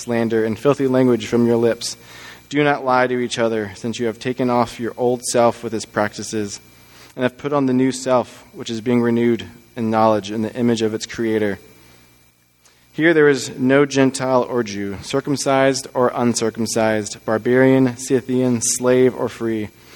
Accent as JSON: {"language": "English", "region": "Texas", "country": "United States", "tie": "born or raised there", "moved": "yes", "said": "I'm originally from Texas, and I went to the University of Texas in Austin because that's where my parents went to school. We grew up as just a Texas family"}